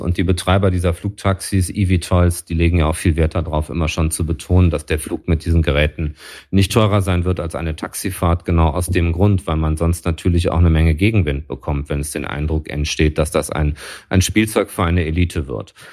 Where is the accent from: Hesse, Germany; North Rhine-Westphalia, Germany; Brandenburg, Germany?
North Rhine-Westphalia, Germany; Düsseldorf; als Düsseldorfer